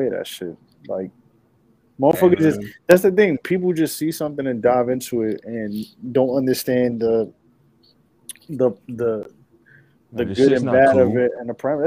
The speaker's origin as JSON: {"language": "English", "region": "New York", "country": "United States", "said": "I'm from New York"}